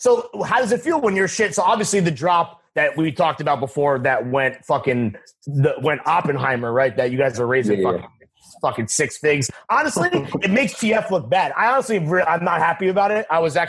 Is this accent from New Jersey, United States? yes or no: yes; New Jersey, United States; also born or lived in Philadelphia; I'm from Jersey.